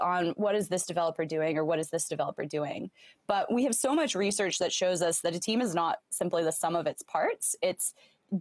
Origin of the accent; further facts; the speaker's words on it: Southern Arizona, United States; moved away as an adult; also born or lived in Stanford / San Francisco; so I grew up in Southern Arizona, close to the border with Mexico